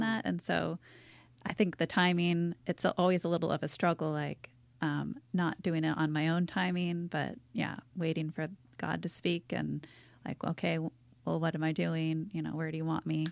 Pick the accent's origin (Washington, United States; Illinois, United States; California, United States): Washington, United States; Seattle; moved away as an adult; now in La Jolla, United States; I was born and raised in Seattle.